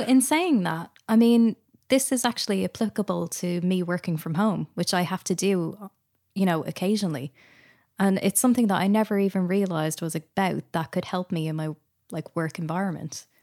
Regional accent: Ireland; accent: Irish; I am obviously Irish. Hopefully people can tell from the accent

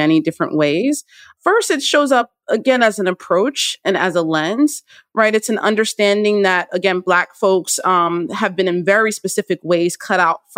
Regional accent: Trenton, New Jersey, United States; I was born in Trenton, New Jersey

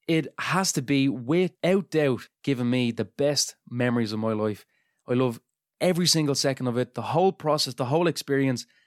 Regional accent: Dublin, Leinster, Ireland; I'm from Dunamede in Dublin

